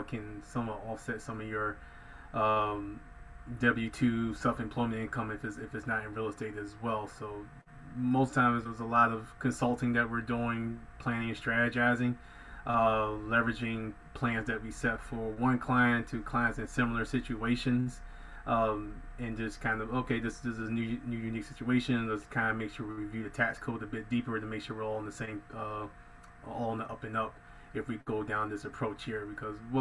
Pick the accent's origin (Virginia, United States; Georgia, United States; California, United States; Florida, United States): Virginia, United States; Hampton Roads, Norfolk, Virginia Beach area, Southeastern; born and raised in Southeastern Virginia, for those familiar, Hampton Roads, Norfolk, Virginia Beach area